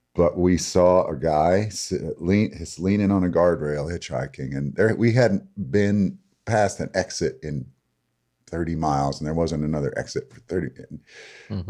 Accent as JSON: {"language": "English", "town": "Lansing", "region": "Michigan", "country": "United States", "tie": "born or raised there", "moved": "yes", "lives_now": "Bloomingdale, United States", "said": "I grew up in Lansing, Michigan"}